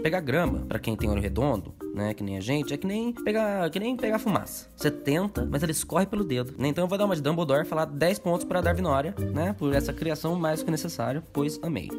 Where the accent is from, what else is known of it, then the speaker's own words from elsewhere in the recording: Brazil; a gente, como brasileiro